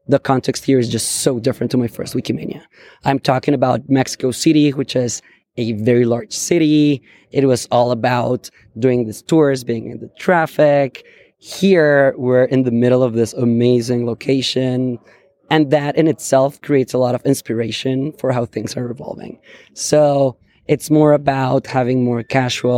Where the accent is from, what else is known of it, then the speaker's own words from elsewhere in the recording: Bogota, Colombia; moved away as an adult; now in San Francisco, United States; I am originally from Bogota, Colombia